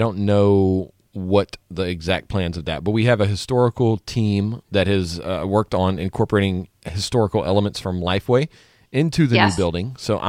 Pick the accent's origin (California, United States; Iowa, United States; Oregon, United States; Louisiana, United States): Louisiana, United States; I grew up in Louisiana.